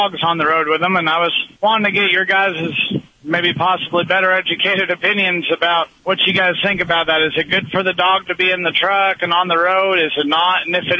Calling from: New Mexico, United States; Calling from New Mexico.

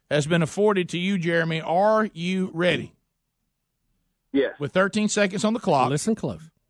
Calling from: Vestavia Hills, Alabama, United States; Vestavia. Vestavia.

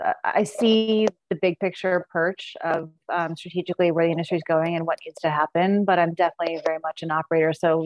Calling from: Seattle, Washington, United States; Seattle, Washington.

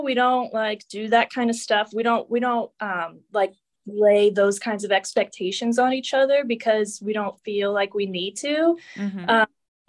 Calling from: Pittsburgh, Pennsylvania, United States; I'm in Pennsylvania, Pittsburgh.

